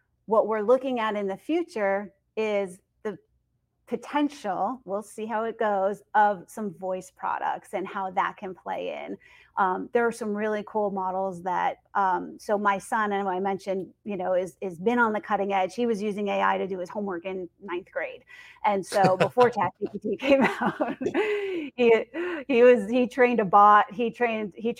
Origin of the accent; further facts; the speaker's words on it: Northeast, United States; I'm from the Northeast